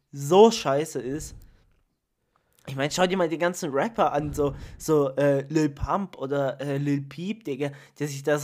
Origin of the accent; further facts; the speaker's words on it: Italy; ich meine, ich bin Italiener, aber für mich ist Tiefkühlpizza eigentlich kein Thema zum Essen.